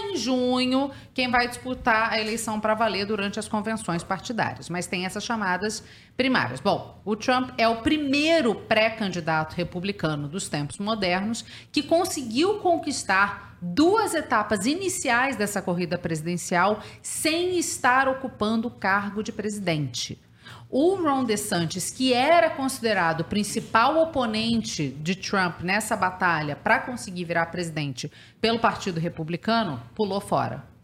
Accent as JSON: {"language": "Portuguese", "region": "Rio de Janeiro", "country": "Brazil", "said": "Eu sou do Rio de Janeiro."}